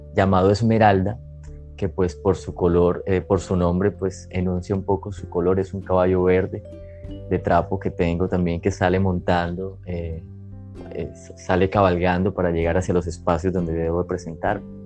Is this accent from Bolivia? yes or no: no; Cúcuta, Norte de Santander, Colombia; now in Barranquilla, Colombia; Nací en Cúcuta, norte de Santander y hace 20 años llegué a una hermosa ciudad del Caribe colombiano, Barranquilla